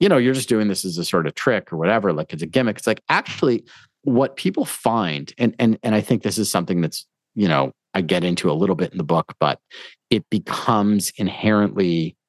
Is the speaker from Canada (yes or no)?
yes; Toronto, Ontario, Canada; also born or lived in South America; I grew up in Toronto